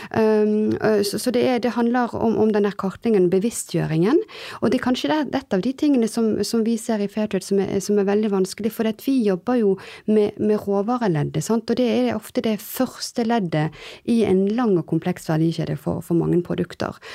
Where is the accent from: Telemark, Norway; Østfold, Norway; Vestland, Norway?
Vestland, Norway; Bergen; also born or lived in France; now in Oslo, Norway; Jeg er halvt bergenser, halvt eh, fransk, eh, som nå bor i, bor i Oslo.